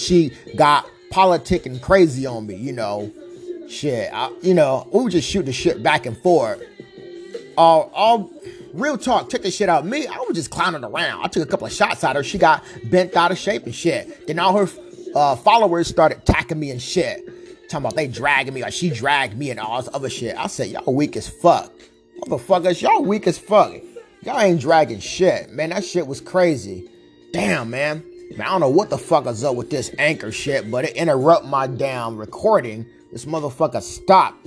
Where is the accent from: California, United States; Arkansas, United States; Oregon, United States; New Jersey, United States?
California, United States; Vallejo; also born or lived in Stockton, California; I was born in Stockton, Cali, grew up in Vallejo